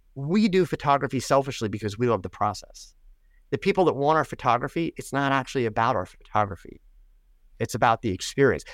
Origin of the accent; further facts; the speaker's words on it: United States; I'm an American